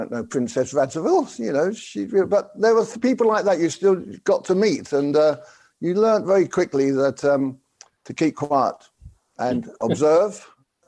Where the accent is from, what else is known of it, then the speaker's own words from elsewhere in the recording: London, United Kingdom; He's from the same part of London as me, the East End of London, as sort of what we call the Cockneys